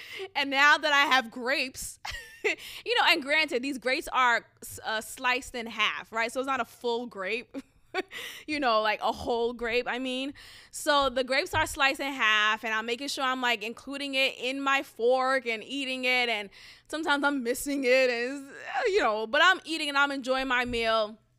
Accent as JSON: {"language": "English", "town": "Boston", "region": "Massachusetts", "country": "United States", "said": "coming from where I came from Boston, like, I'm always aware"}